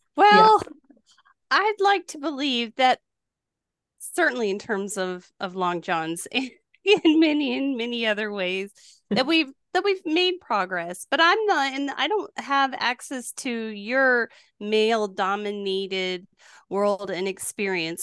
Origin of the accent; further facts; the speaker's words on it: New Mexico, United States; moved away; also born or lived in Wisconsin; I grew up in New Mexico